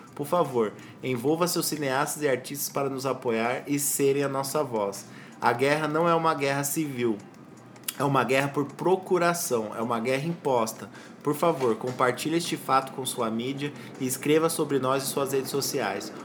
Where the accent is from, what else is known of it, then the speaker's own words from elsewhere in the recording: Brazil; A gente é brasileiro